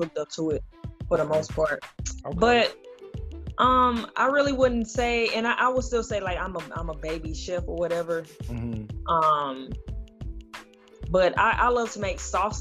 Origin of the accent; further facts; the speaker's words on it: St. Louis, Missouri, United States; born and raised North Side and North County, mostly the North City.